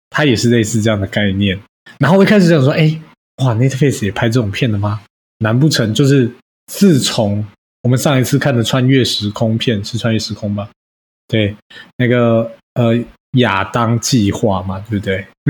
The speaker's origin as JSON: {"language": "Chinese", "country": "Taiwan", "said": "我们台湾人"}